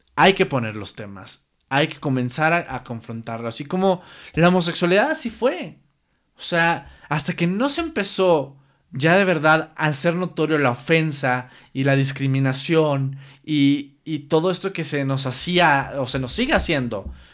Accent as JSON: {"language": "Spanish", "country": "Mexico", "said": "como mexicanos"}